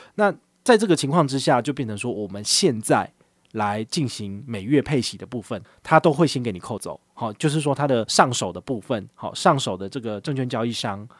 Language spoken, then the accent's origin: Chinese; Taiwan; 我们台湾人